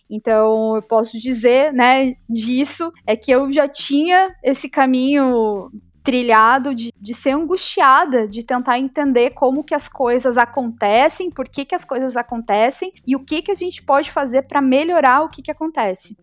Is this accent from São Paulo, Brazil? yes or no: no; Joinville, Santa Catarina, Brazil; moved away as an adult; now in Florianópolis, Brazil; Eu sou natural de Chuville e vim pra cá em 2013, quando eu fui convocada para assumir o cargo como professora da UFSC